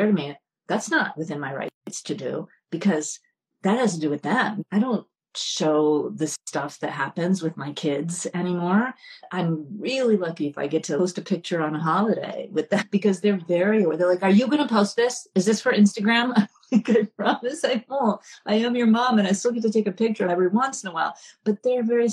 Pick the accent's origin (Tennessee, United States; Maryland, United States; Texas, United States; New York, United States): New York, United States; I'm from New York